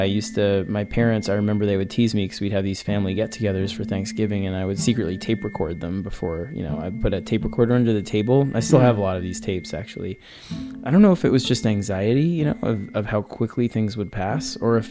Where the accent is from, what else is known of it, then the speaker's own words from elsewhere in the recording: New York, United States; growing up in New York in the 80s